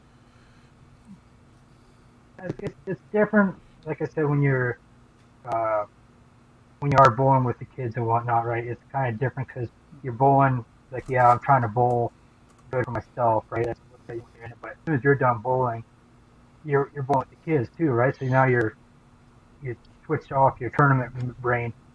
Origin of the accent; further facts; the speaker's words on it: Fort Frances, Ontario, Canada; also born or lived in Sudbury; I had moved back to my hometown, Fort Frances